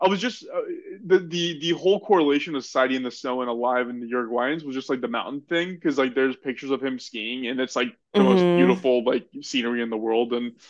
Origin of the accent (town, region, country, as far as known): United States